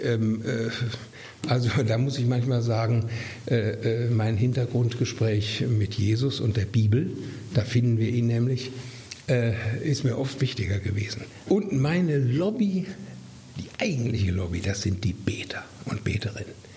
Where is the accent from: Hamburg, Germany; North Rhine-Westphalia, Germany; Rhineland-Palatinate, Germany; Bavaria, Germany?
North Rhine-Westphalia, Germany; near Herford; moved away as an adult; also born or lived in Mainz; in meiner Heimat in der Nähe in Herford